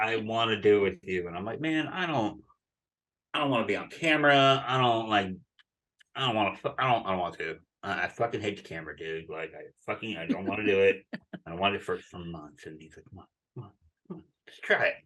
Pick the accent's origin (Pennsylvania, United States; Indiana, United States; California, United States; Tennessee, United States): Pennsylvania, United States; Philadelphia; I grew up in Philadelphia, right outside of Philadelphia